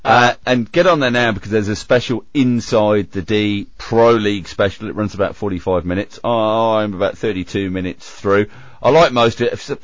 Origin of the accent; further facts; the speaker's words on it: United Kingdom; moved away as an adult; now in Australia; I left the UK